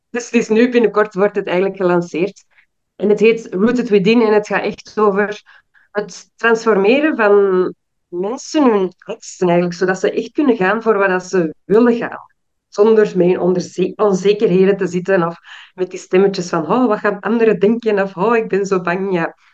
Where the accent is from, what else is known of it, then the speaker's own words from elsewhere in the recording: Belgium; also born or lived in Suriname / Peru / Brazil; now in Ghana; ik ben in België geboren en opgegroeid. Ik heb op heel veel verschillende plaatsen in de wereld gewoond. Voornamelijk Zuid-Amerika, Suriname, Peru, Brazilië. En nu woon ik in Ghana, wat ook het land is van mijn vader.